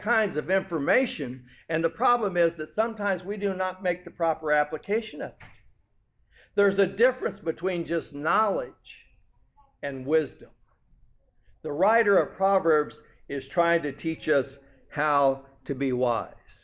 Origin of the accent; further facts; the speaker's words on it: California, United States; growing up in California